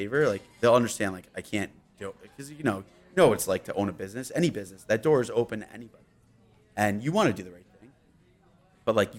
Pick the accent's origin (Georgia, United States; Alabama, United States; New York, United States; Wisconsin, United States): New York, United States; Yorktown; I'm from Yorktown